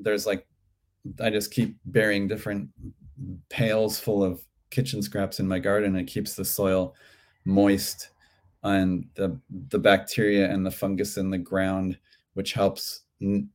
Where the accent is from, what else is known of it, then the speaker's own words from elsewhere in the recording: Cleveland, Ohio, United States; now in Santa Monica, United States; When I grew up in Cleveland, the farmers market was indoors.